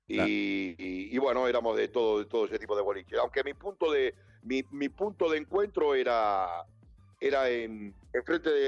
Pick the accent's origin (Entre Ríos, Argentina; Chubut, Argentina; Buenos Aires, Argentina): Buenos Aires, Argentina; yo en San Lorenzo era uno de los pocos porteños que había en el equipo